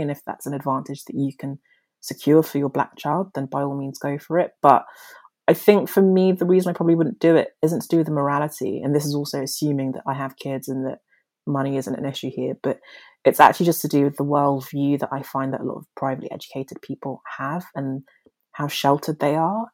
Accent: London, United Kingdom; accent: posh; also born or lived in Nigeria; I was born in Nigeria, but my family moved to London, to South London, when I was five years old

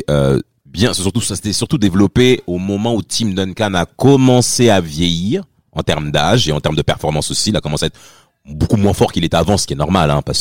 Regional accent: France; pour nous tous en tant que Français

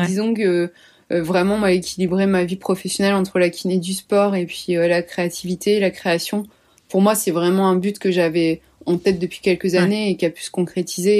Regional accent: Brittany, France; je suis bretonne

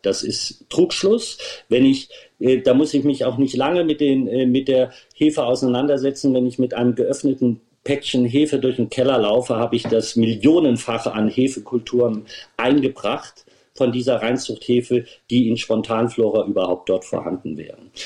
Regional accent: Germany; meine Heimat

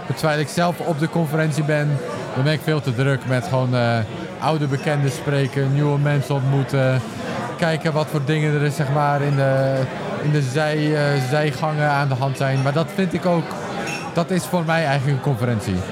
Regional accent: Netherlands; also born or lived in England; Ik ben opgegroeid in Nederland

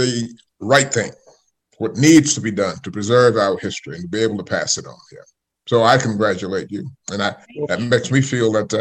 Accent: Sumter, South Carolina, United States; We grew up together in Sumter, South Carolina.

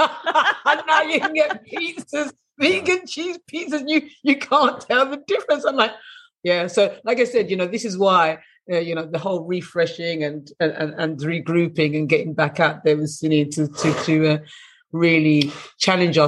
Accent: England, United Kingdom; I grew up in England

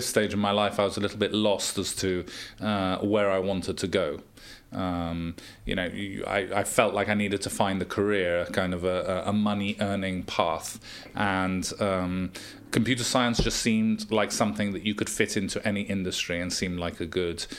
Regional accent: Gibraltar; growing up in Gibraltar, it was always a safe place

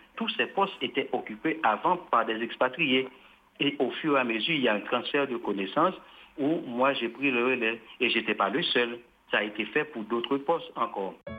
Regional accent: Haiti; En tant qu'haïtien, je parle en tant qu'haïtien

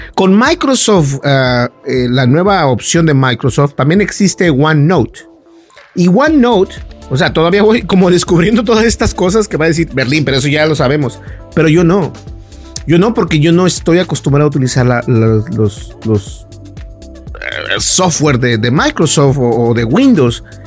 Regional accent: Mexico; los mexicanos sabemos lo que es una cajeta

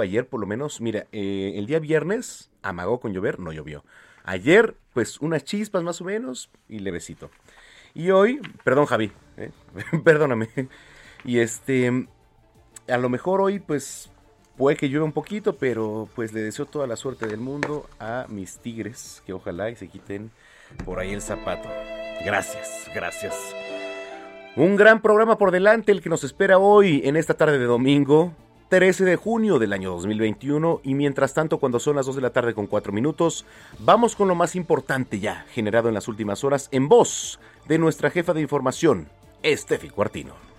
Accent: Mexico; como mexicanos

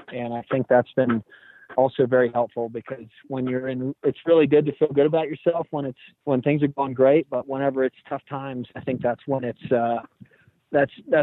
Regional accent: Houston, Texas, United States; moved away as an adult; now in New Orleans, United States; I'm from Houston originally, so being in New Orleans has really been nice to be close to home

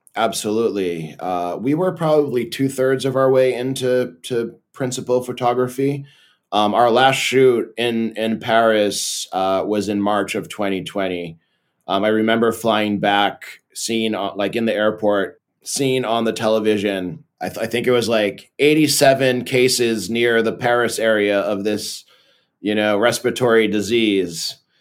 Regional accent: Belo Horizonte, Minas Gerais, Brazil; moved away as an adult; also born or lived in Massachusetts, United States / São Paulo, Brazil; now in California, United States; when I was eight years old, I moved to Belo Horizonte, Brazil, and lived there, and then in São Paulo, um, until I was twenty-four, and then I moved back to California

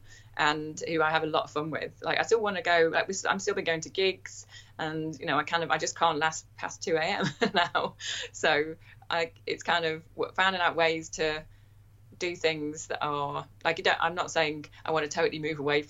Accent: London, United Kingdom; I'd be like, oh, from Chiswick

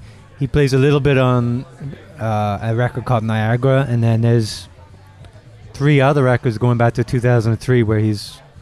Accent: England, United Kingdom; also born or lived in Montreal; now in Toronto, Canada; I was born in England.

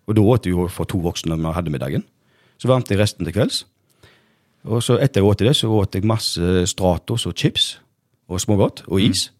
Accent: Norway; jeg vokste opp på Bleikmø

